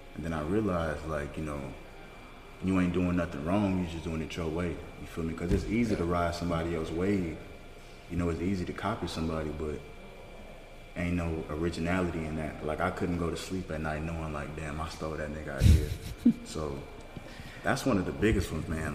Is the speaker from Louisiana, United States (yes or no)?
yes; Louisiana, United States; moved away; my hometown in Louisiana